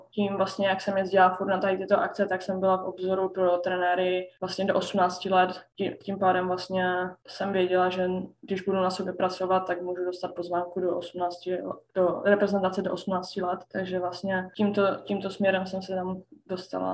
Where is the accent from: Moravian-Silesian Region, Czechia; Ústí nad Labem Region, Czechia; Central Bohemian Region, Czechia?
Moravian-Silesian Region, Czechia; Ostrava; moved away as an adult; now in Sweden; pocházím z Ostravy